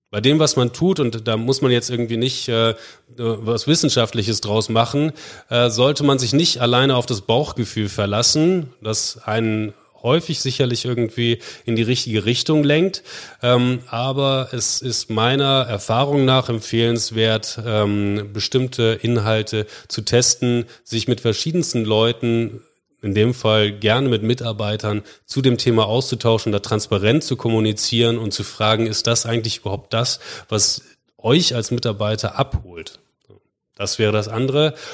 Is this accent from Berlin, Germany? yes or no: no; Bremen, Germany; Entschuldigung, nicht gebürtiger Bremer, ich bin Bremer